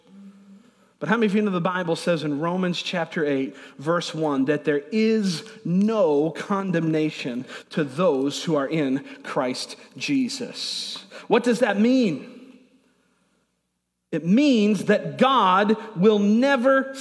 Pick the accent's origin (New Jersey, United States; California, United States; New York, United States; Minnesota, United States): New York, United States; Niagara Falls; I grew up in Niagara Falls, New York, is where I was born